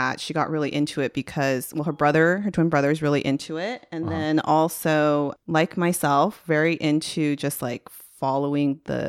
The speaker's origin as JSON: {"language": "English", "country": "United States", "said": "at least as an American, you're waking up at a weird time to enjoy a motorsport."}